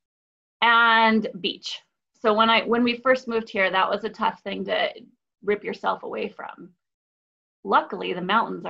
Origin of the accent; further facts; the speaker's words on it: Philadelphia, Pennsylvania, United States; moved away; I'm from South Philly